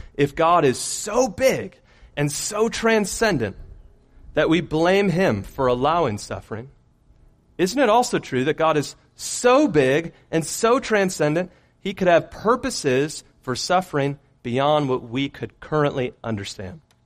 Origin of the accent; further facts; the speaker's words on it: Michigan, United States; moved away; growing up in Michigan